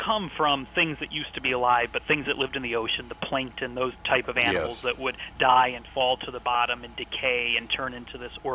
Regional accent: Chicago, Illinois, United States; moved away as an adult; now in Edinburgh, United Kingdom; I'm from the Chicago area. That's where I grew up

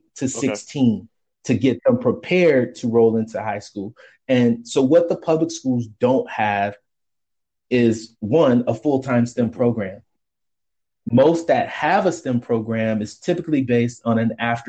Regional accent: Rochester, New York, United States; moved away as an adult; now in Washington, DC, United States; Rochester, New York is my hometown. I live in the DC metro area today

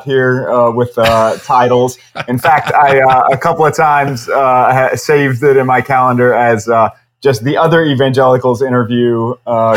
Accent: Knoxville, Tennessee, United States; moved away as an adult; also born or lived in Atlanta, Georgia / New York City; I grew up I'm originally from East Tennessee, Knoxville, okay. Tennessee, actually. And spent several years after growing up in Tennessee in Atlanta, Georgia, before I moved to New York City

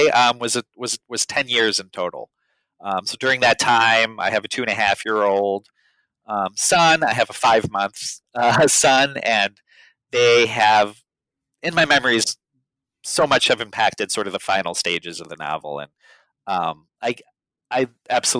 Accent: Chicago, Illinois, United States; I'd spent a lot of my life growing up in Chicago

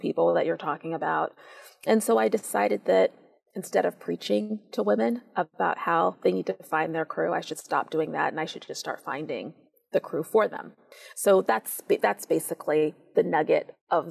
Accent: Seattle, Washington, United States; I helped to start a girls' middle school in my hometown of Seattle

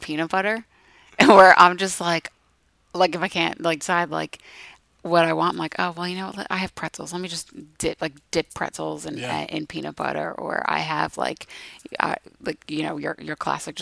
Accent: United States; I'm such an American.

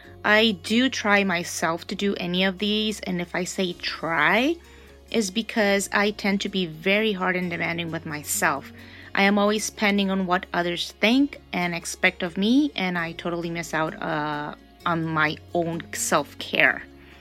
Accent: Honduras; I am from Honduras, which is the heart of Central America.

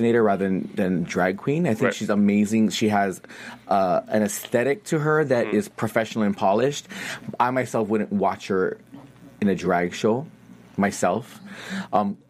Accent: Hawaii, United States; moved away; I'm from Hawaii

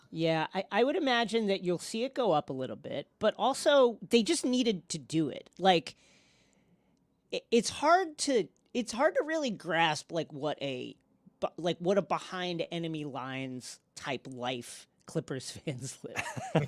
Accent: New York, United States; I'm from New York

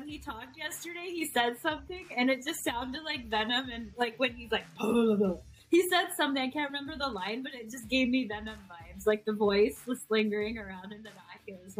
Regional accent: Pakistan; So being Pakistani, that's just something I'm really excited about.

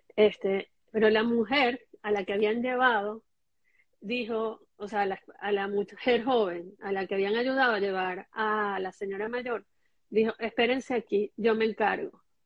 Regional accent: Caracas, Capital District, Venezuela; cuando yo nací, ellos ya vivían en el Parque Residencial San Bernardino

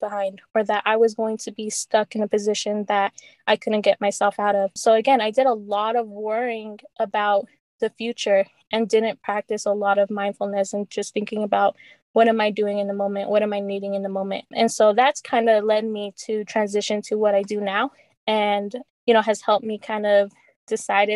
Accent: Salt Lake City, Utah, United States; I grew up in Rose Park. I attended Metal Arc Elementary in Northwest, and then graduated from West High in 2016.

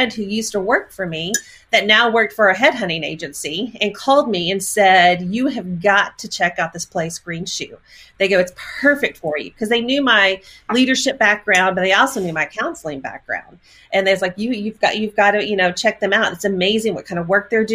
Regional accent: Texas, United States; moved away as an adult; now in Oklahoma, United States; born and raised in Texas. And yes, I know I live in Oklahoma

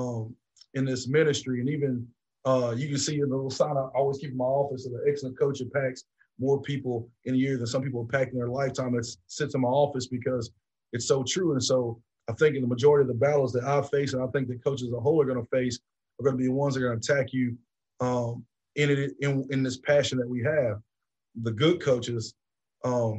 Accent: Georgia, United States; moved away as an adult; also born or lived in Tennessee; now in West Point, United States; my home state of Georgia

